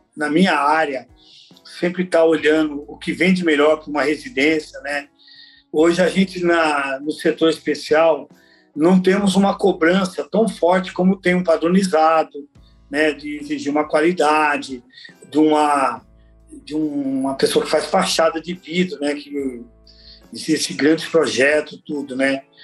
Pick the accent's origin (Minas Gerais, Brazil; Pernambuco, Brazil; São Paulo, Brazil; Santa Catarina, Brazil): São Paulo, Brazil; also born or lived in Alagoas; Eu, eu nasci em Alagoas, mas vim para São Paulo muito novo. Eu vim com dois anos de idade, então praticamente eu fui criado em São Paulo